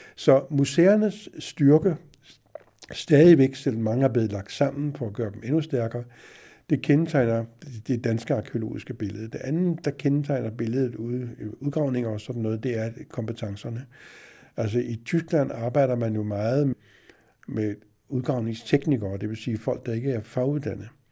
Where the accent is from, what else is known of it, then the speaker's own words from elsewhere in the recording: Denmark; vi ved jo også som, som danskere